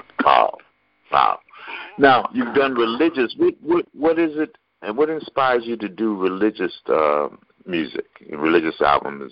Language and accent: English; New York, United States; I'm from New York